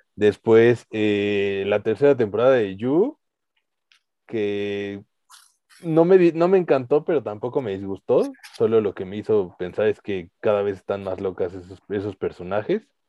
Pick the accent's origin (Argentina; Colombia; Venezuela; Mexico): Mexico; nosotros que somos mexicanos